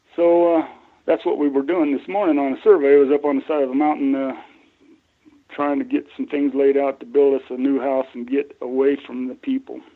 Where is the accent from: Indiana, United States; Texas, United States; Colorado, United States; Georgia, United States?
Colorado, United States; I grew up in Colorado. Between Connie and I, my wife, um, we're like nine generations in this state.